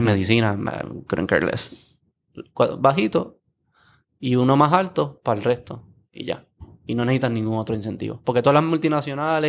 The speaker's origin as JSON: {"language": "Spanish", "country": "Puerto Rico"}